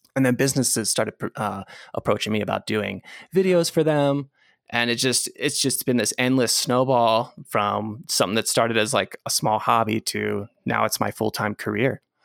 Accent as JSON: {"language": "English", "town": "Gettysburg", "region": "Pennsylvania", "country": "United States", "tie": "born or raised there", "moved": "yes", "said": "I grew up in a small town, Gettysburg, Pennsylvania"}